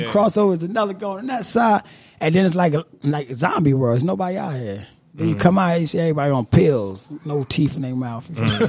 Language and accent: English; Trenton, New Jersey, United States; On the Team Chisel, man. Grew up in Wilbur Section, Trenton, New Jersey, man. You know, my hometown, man.